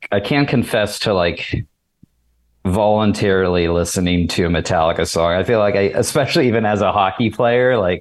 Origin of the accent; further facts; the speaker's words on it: Pittsburgh, Pennsylvania, United States; I'm from Pittsburgh